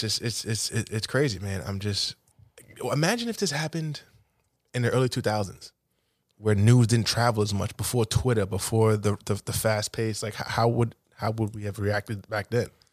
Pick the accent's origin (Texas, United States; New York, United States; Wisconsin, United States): New York, United States; New York City; also born or lived in Fresh Meadows, Queens; I'm from Cambridge Heights, Queens, predominantly black neighborhood. I was raised in a, you know, a single parent household